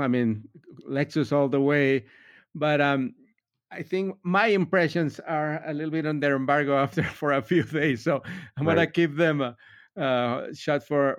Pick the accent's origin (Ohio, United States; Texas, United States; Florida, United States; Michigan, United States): Florida, United States; Miami; I'm from Miami